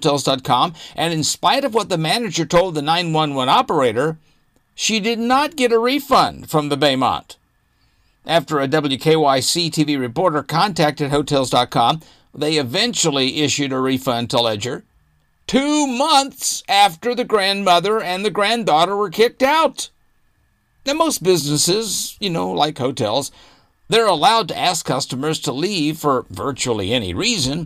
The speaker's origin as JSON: {"language": "English", "region": "Arkansas", "country": "United States", "tie": "born or raised there", "said": "I grew up in Arkansas, and I've stayed in some pretty seedy places in Arkansas."}